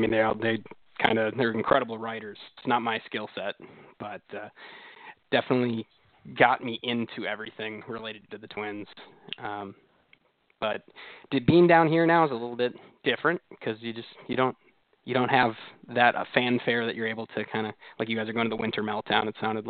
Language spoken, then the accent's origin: English; Shoreview, Minnesota, United States; moved away as an adult; now in Kansas City, United States; I grew up in Shoreview, so a northern suburb of St. Paul. And my family all still lives there.